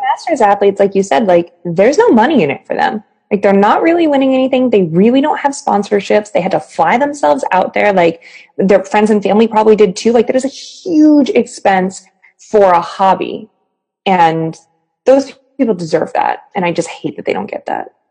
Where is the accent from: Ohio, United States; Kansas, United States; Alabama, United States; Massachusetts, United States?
Massachusetts, United States; Boston; growing up in Boston